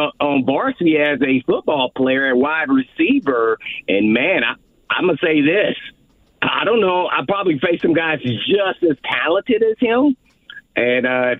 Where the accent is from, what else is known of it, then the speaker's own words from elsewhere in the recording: Indianapolis, Indiana, United States; moved away as an adult; now in Nashville, United States; my hometown of Indianapolis, Indiana